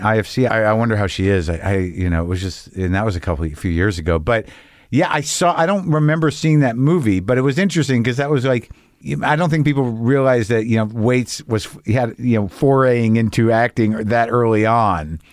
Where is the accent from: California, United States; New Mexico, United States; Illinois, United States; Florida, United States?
New Mexico, United States; Albuquerque; also born or lived in Boston; now in Los Angeles, United States; I grew up in New Mexico